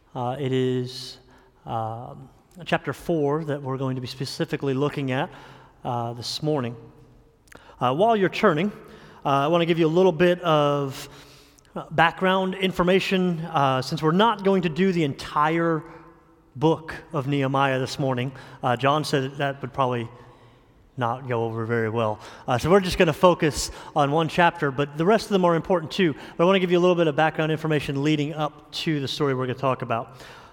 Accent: New York, United States; also born or lived in New Jersey / Indiana / Florida; I'm originally from New York, lived in New York and New Jersey. I've lived a little bit in Indiana and probably the majority of time in Florida

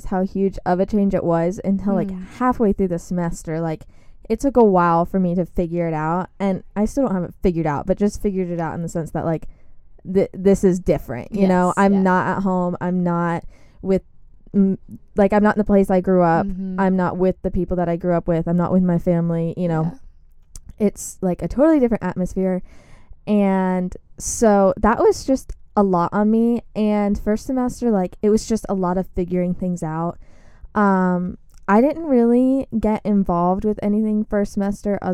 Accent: Pawleys Island, South Carolina, United States; moved away as an adult; now in Clemson, United States; I am from Pawleys Island, South Carolina

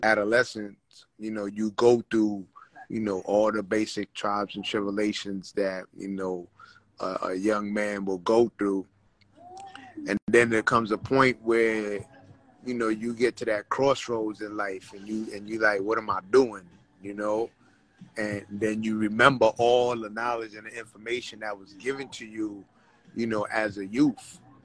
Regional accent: New York City, New York, United States; moved away as an adult; now in Los Angeles, United States; growing up, you know, in Brooklyn, growing up in the Bronx

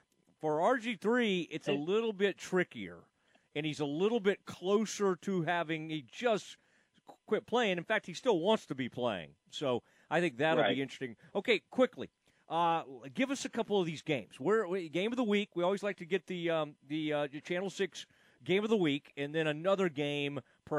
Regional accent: Kaufman, Texas, United States; my hometown Kauffman Lions

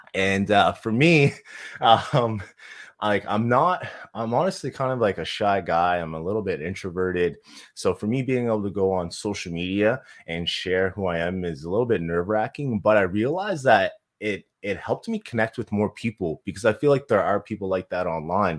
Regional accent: Halifax, Nova Scotia, Canada; moved away as an adult; now in Kelowna, Canada; so I'm originally from Halifax. We moved to, uh, Kelowna, B C, so pretty much the East Coast to the West Coast

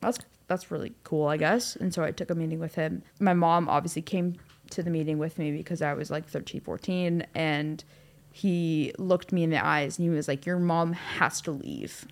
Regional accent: Cleveland, Ohio, United States; moved away as an adult; also born or lived in Costa Rica; now in Los Angeles, United States; my dad's job moved us to Cleveland, and so I grew up mostly in Cleveland, Ohio

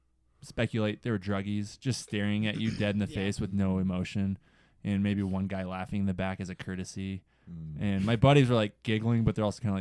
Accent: just outside Omaha, Nebraska, United States; moved away as an adult; also born or lived in Sioux City, Iowa / Buena Vista, Colorado / Craig, Colorado / Vail, Colorado; now in Steamboat Springs, United States; I grew up just outside Omaha.

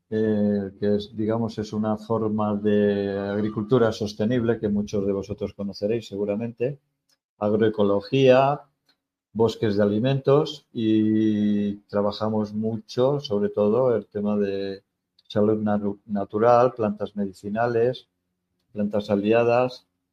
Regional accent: Spain; moved away; soy español

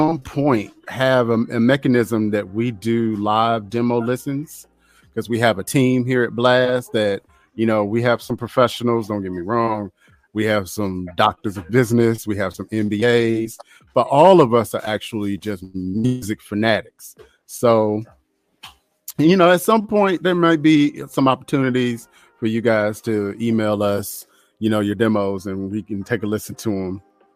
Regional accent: North Carolina, United States; I am from North Carolina

